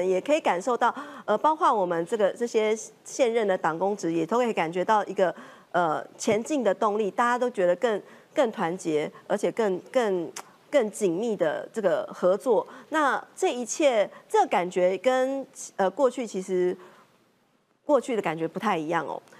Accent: Taiwan; 我们是真真诚诚的面对我们台湾的人民，我们台湾人民赋予我们的使命

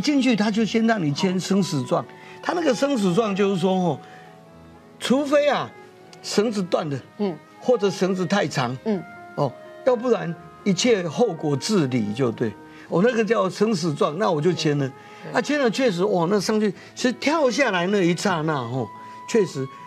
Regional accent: Taiwan; 他看到我们台湾人民的苦难

